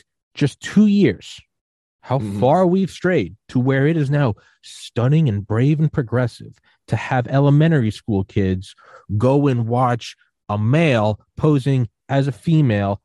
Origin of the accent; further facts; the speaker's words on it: New England, United States; I was born in New England